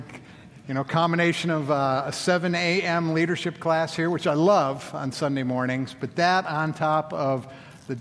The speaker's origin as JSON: {"language": "English", "region": "Colorado", "country": "United States", "tie": "born or raised there", "moved": "yes", "said": "my home state of Colorado."}